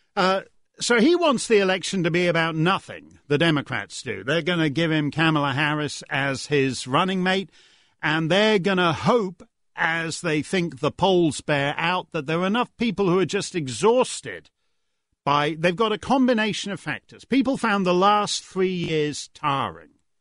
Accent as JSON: {"language": "English", "country": "Canada", "said": "I speak as a Canadian"}